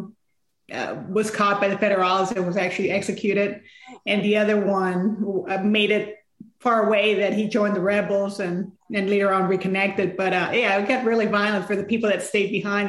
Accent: San Antonio, Texas, United States; I grew up in San Antonio, but going to Mexico during the summers

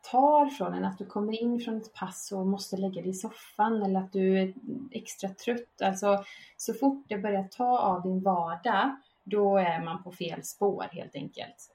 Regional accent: Vara, Västra Götaland, Sweden; moved away as an adult; now in Båstad, Sweden; inte från Båstad, jag bor i Båstad nu, men jag är från Slätta, från Varaslätta

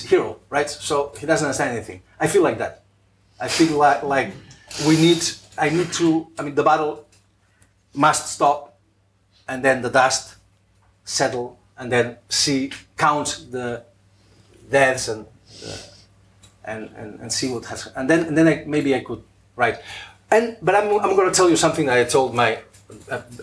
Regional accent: Spain

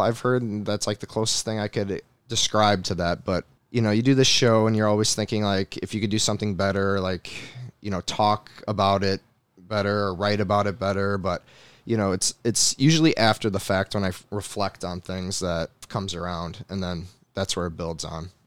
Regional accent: New York, United States; moved away as an adult; I'm back in my mom's house. I'm back in my hometown

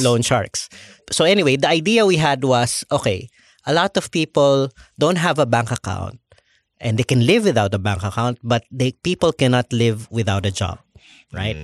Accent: Philippines; I'm the Filipino

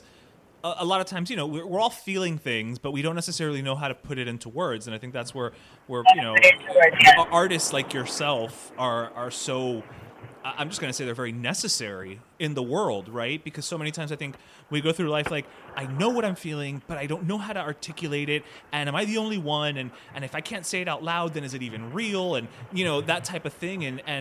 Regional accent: Miami, Florida, United States; being Cuban American, born and raised in Miami

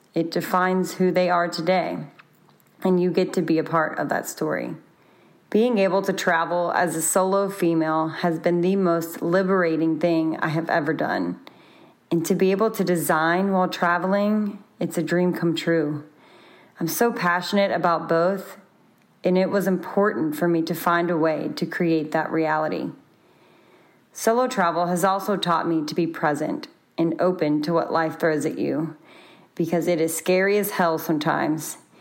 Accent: Baton Rouge, Louisiana, United States; moved away as an adult; currently in my hometown, Baton Rouge, for the holidays

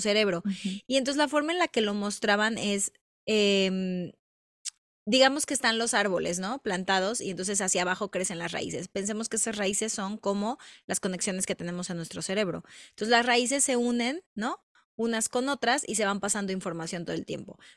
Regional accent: Mexico; somos mexicanas

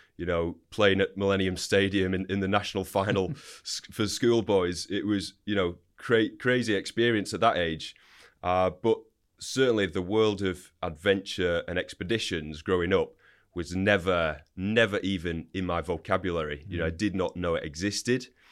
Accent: Wigan, North West England, United Kingdom; So, grew up in Wigan, Northern England.

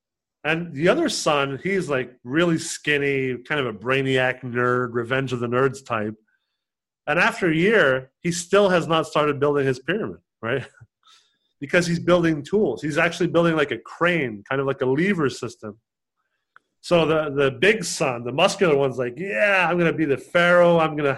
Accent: Canada; And you know, I'm also Canadian and Canada.

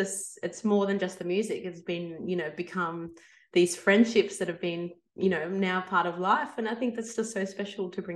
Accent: Melbourne, Victoria, Australia; I come from Melbourne, Australia

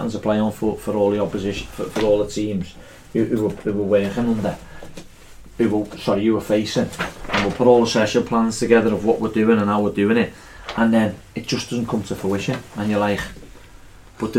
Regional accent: Liverpool, North West England, United Kingdom; accent: Scouse; I'm from Liverpool

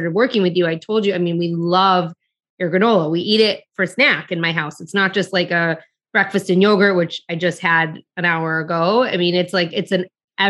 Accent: Detroit, Michigan, United States; I grew up in Detroit

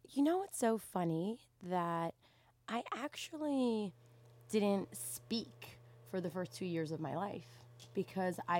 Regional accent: Canada; first language English; Sometimes I say I grew up in Afghanistan in Canada.

